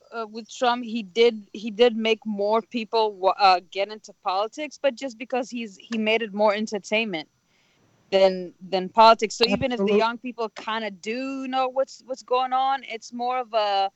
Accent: Israel; now in United States; I was like, I come from Israel. Everybody's naturally rude.

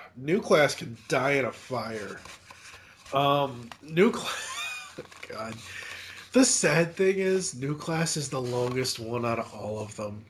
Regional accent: Massachusetts, United States; I was growing up in Massachusetts

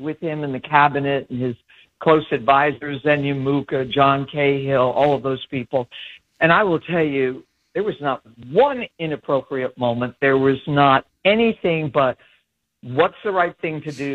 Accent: New York City, New York, United States; I was born in New York City.

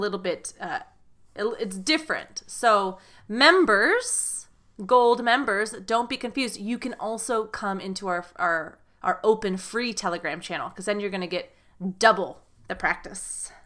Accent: United States; from the U S American English teacher.

